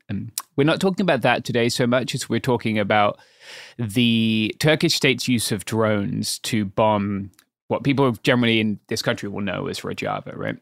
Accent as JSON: {"language": "English", "region": "England", "country": "United Kingdom", "said": "as a Englishman"}